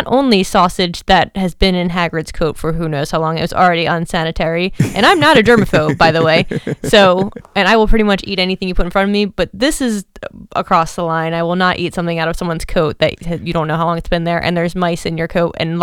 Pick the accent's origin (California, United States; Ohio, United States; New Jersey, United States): New Jersey, United States; I'm from New Jersey